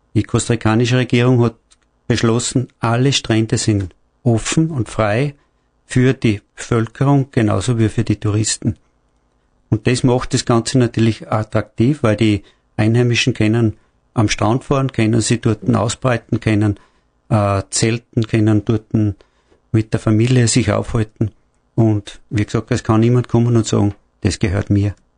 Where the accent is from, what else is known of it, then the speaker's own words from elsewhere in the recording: Austria; bei uns in Österreich